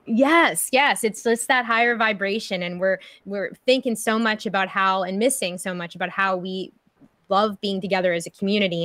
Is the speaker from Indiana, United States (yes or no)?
no; Pittsburgh, Pennsylvania, United States; a fellow Pittsburgher here